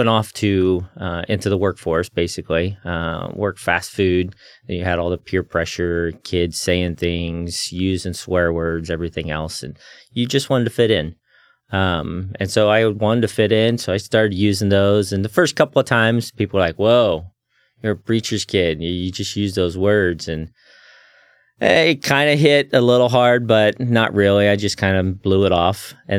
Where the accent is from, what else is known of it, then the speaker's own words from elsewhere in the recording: Indiana, United States; also born or lived in Chattanooga, Tennessee / Missouri / Kentucky; I was born in Chattanooga, Tennessee. My dad was going to Tennessee Temple. And shortly after I was born, he finished his degree and became a pastor shortly after, moved to Indiana. So mostly I grew up there in the Midwest areas, Tennessee, Chattanooga, Missouri, Kentucky.